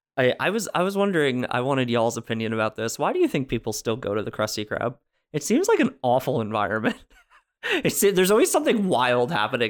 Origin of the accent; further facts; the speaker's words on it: New Jersey, United States; I'm from New Jersey